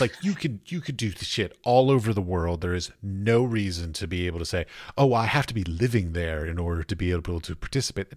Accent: Washington, District of Columbia, United States; moved away as an adult; also born or lived in Iowa / North Carolina / San Francisco / Ohio; now in Prague, Czech Republic; I grew up in Washington, D C

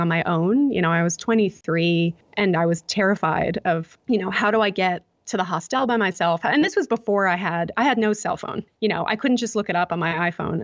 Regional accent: United States; moved away as an adult; now in Melbourne, Australia; as an American, I think now that I'm in Australia

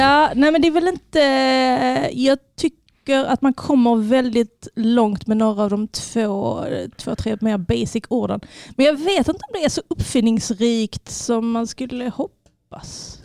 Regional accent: Sweden; Jag är född i Sverige. Mina föräldrar har velat att jag pratar fin, fin svenska, fin franska.

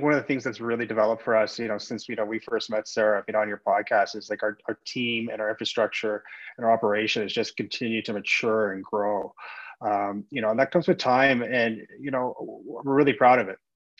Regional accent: Canada; we're Canadian at our core and have this infrastructure

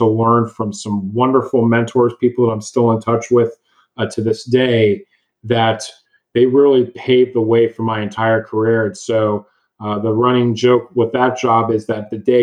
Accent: Dallas, Texas, United States; also born or lived in Austin, Texas; I'm born and raised in Dallas, Texas

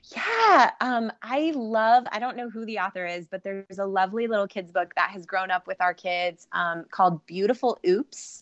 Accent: Ohio, United States

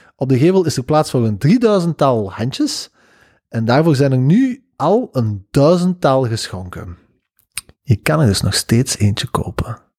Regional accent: Belgium; wij als België

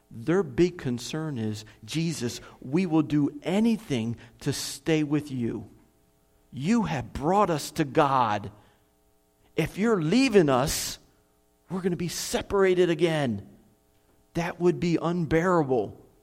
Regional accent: United States; moved away as an adult; now in Kherson, Ukraine; I'm an American

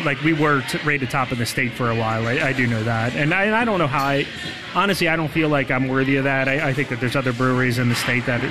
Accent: Milford, Ohio, United States; now in Alexandria, United States; I'm from Milford

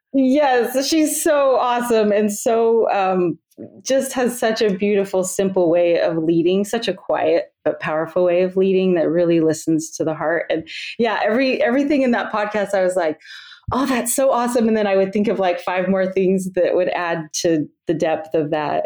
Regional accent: Utah, United States; moved away as an adult; also born or lived in Iowa / Pennsylvania / Texas; now in Alaska, United States; I grew up in Utah

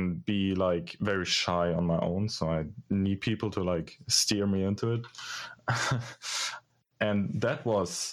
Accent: Germany; English is a second language; I'm a student from Germany.

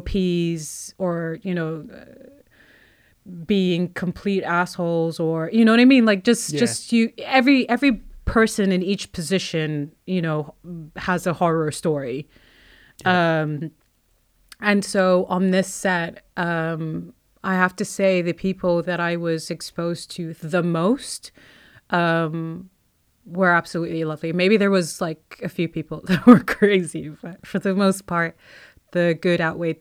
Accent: Kuwait; accent: Kuwaiti; As in, like I have my westernized accent, and then I have my Kuwaiti accent.

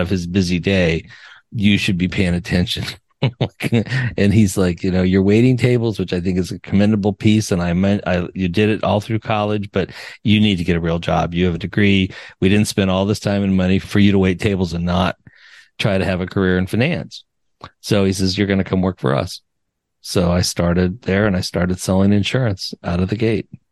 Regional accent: Denver, Colorado, United States; also born or lived in Cheyenne, Wyoming; I grew up in Denver between Denver and Cheyenne.

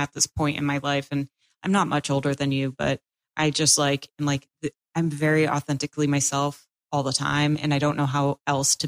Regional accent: Massachusetts, United States; moved away as an adult; also born or lived in Quincy, Massachusetts; now in Florida, United States; I'm from Massachusetts

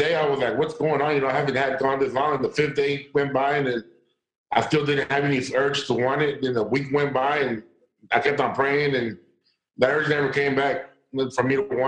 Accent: Texas, United States; I'm from Texas, St. John's, so we're away for you.

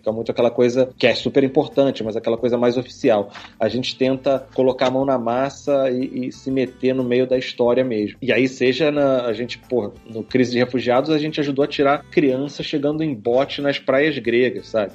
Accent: Rio de Janeiro, Brazil; do Rio de Janeiro, aqui do Leblon, e morando desde pequeno perto da praia

